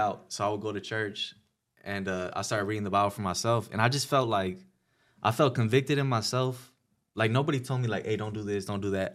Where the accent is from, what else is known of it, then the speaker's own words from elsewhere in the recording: Pomona, California, United States; I was from Pomona